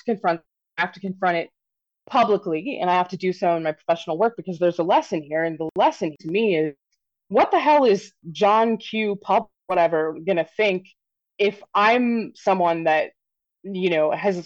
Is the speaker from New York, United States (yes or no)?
no; Wichita, Kansas, United States; I grew up in Wichita, Kansas, basically at the height of what's been called the abortion wars